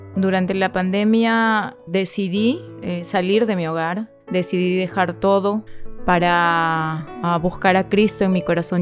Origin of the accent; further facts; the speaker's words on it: Ica, Peru; moved away as an adult; now in Lima, Peru; yo soy de Ica, he estado trabajando y viviendo en Ica hasta el año 2020